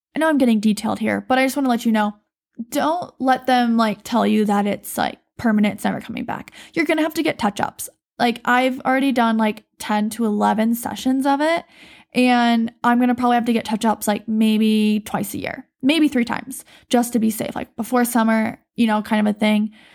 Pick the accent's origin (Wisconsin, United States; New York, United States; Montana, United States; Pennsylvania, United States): Montana, United States; I'm from Montana. I was raised here